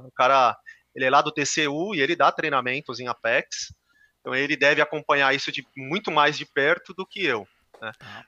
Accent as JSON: {"language": "Portuguese", "region": "São Paulo", "country": "Brazil", "tie": "born or raised there", "also_born_or_lived": "Santa Catarina", "said": "Sou paulista, sempre morei em São Paulo"}